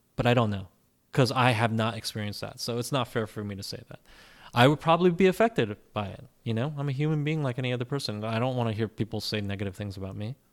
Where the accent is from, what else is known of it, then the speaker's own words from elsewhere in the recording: United States; growing up in America, we were never expected to do 16 hours of schoolwork a day